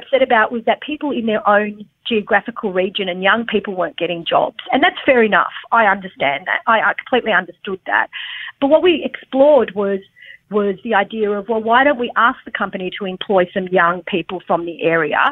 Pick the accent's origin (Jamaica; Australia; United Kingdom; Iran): Australia; I'm an Australian, I'm Australian born, but I come from a migrant family